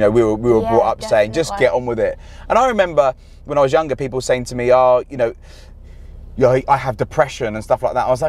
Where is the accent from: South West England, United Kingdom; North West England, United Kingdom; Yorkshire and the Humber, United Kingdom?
North West England, United Kingdom; Liverpool; I'm a Scouser.